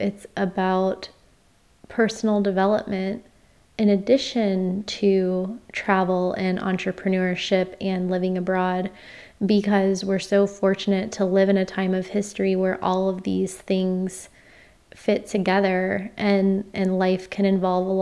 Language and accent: English; Florida, United States; moved away; my home state of Florida